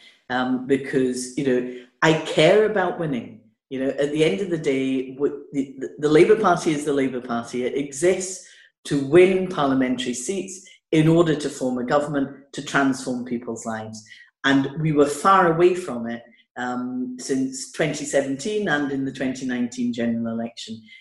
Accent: Hong Kong; now in Scotland, United Kingdom; somebody who was born and brought up in Hong Kong to a Scottish mother and a Portuguese father

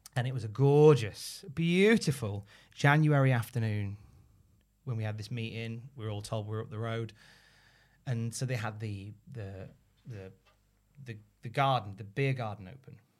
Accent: United Kingdom; we're British

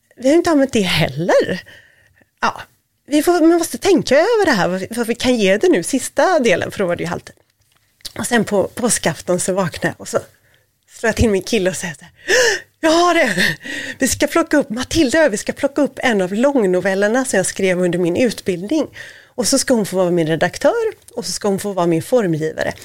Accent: Gothenburg, Västra Götaland, Sweden; now in Stockholm, Sweden; jag är göteborgare

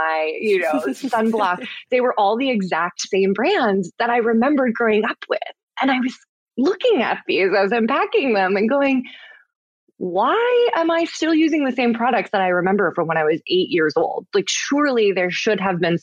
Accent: Minnesota, United States; I grew up in Minnesota, which is, I think a very outdoorsy state, and my family was super outdoorsy

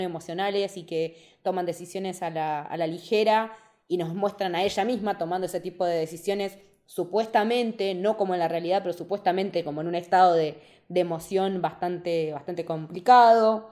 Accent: Argentina; nosotros como argentinos

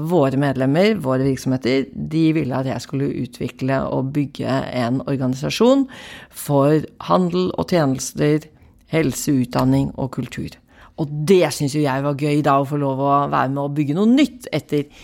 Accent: Bærum, Akershus, Norway; also born or lived in Kristiansand / Setermoen; Jeg, jeg kommer fra Oslo. Jeg, eller Bærum, født og oppvokst eh, på Liordet, men jeg har en far som var offiser. Så jeg har bodd i Kristiansand, og jeg har bodd på Setermoen

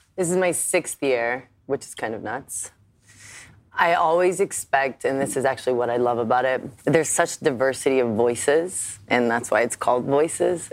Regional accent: United States; I'm an American

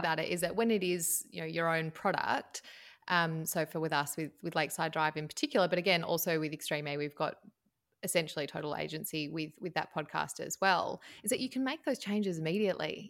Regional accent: Tasmania, Australia; moved away as an adult; also born or lived in Melbourne, Victoria, Australia; I am from Tasmania, right down the bottom of Australia

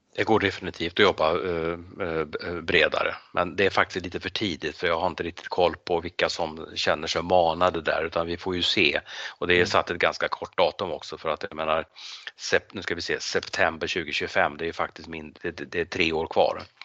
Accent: Sweden; Och du och jag som svenskar och som europeer

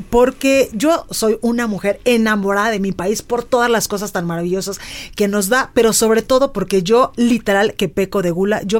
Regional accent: Guadalajara, Jalisco, Mexico; en Guadalajara, en mi tierra

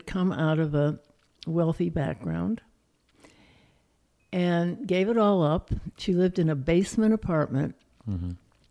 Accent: Highland Park, Illinois, United States; moved away as an adult; also born or lived in Chicago, Illinois / Chattanooga, Tennessee; I was born on the North Shore of Chicago in Highland Park, Illinois

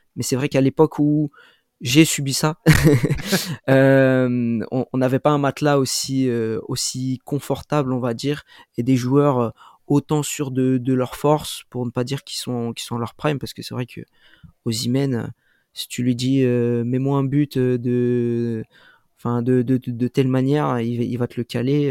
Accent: France; en tant que Français

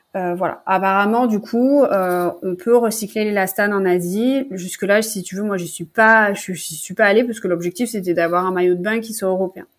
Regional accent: Toulon, Provence-Alpes-Côte d'Azur, France; moved away as an adult; also born or lived in Montreal / Paris; j'ai grandi dans le sud de la France, à Toulon plus précisément

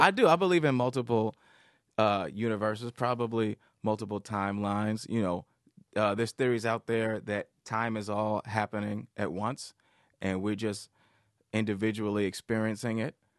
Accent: Detroit, Michigan, United States; I grew up in Detroit, so I I was always around like real thug, like hood

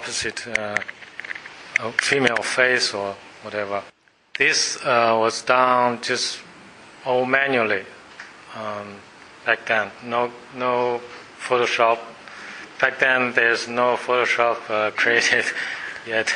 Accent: Beijing, China; moved away as an adult; now in Australia; Beijing, that's my hometown

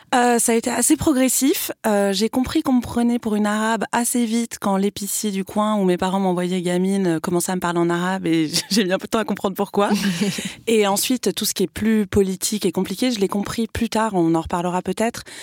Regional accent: France; j'ai tellement été élevée en plus dans l'amour de la République, de la France. J'ai toujours été à l'école publique. Enfin, donc pour moi, c'était, voilà, j'étais française

